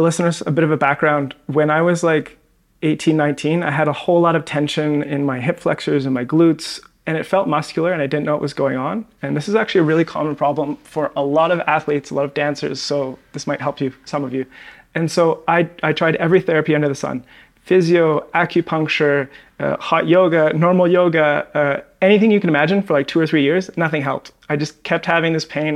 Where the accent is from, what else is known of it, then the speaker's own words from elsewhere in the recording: Victoria, British Columbia, Canada; moved away as an adult; also born or lived in Vancouver; now in Medellin, Colombia; I'm actually from Victoria, Canada, and then moved